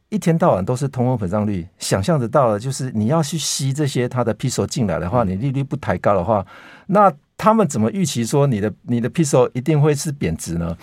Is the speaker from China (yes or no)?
no; Taiwan; 对我们台湾人而言